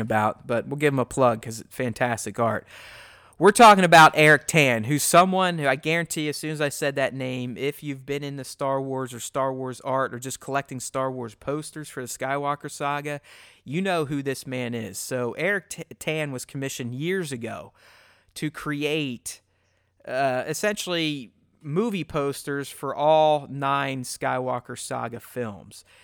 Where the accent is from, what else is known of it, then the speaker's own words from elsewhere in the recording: Pittsburgh, Pennsylvania, United States; We grew up together in Pittsburgh